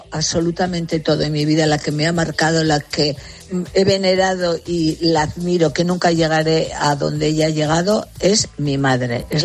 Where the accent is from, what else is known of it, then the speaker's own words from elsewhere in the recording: United States; yo me crié en los Estados Unidos y estudié en los Estados Unidos, vine para aquí, me casé y fui ama de casa